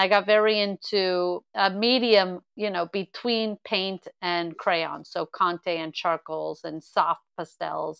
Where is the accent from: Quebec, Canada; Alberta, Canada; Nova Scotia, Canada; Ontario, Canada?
Quebec, Canada; Montreal; I'm from Montreal.